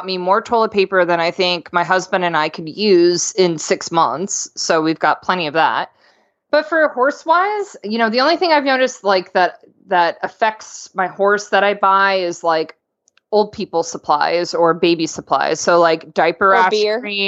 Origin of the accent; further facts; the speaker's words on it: Florida, United States; I'm from Florida